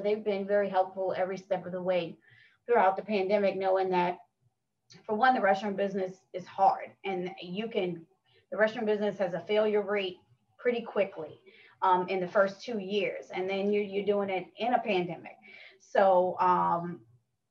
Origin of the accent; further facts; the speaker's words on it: Westwego, Louisiana, United States; I'm from here. I'm born and raised in West Wego.